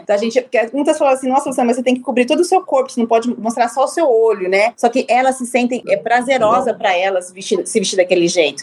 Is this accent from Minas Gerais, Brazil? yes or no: no; Londrina, Paraná, Brazil; moved away as an adult; also born or lived in France / Qatar; Eu sou brasileira, nascida e criada em Londrina, no Paraná